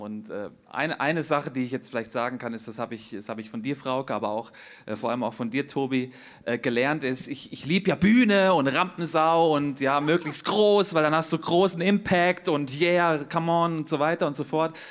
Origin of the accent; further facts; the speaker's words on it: Hesse, Germany; moved away as an adult; now in Zurich, Switzerland; ich bin ja in Hesse geboren, bin ja hier so ein hessischer äh, ja, Typ halt